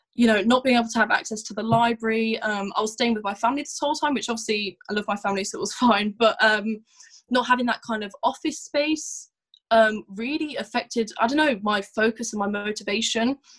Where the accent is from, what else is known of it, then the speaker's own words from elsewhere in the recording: Leicester, East Midlands, United Kingdom; also born or lived in Morocco; now in Northampton, United Kingdom; I spent my you know the rest of my youth teenage years in Leicester